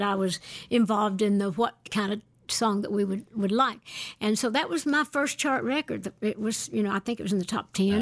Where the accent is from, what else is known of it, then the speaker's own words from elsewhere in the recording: Great Smoky Mountains of East Tennessee, United States; I was born and raised in the Great Smoky Mountains of East Tennessee